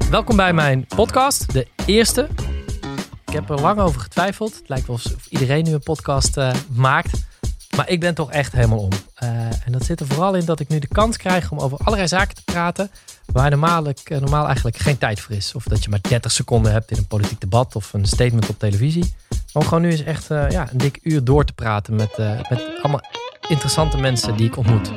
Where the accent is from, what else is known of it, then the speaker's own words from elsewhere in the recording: Roosendaal, North Brabant, Netherlands; We zijn allebei geboren en getogen in Roosendaal.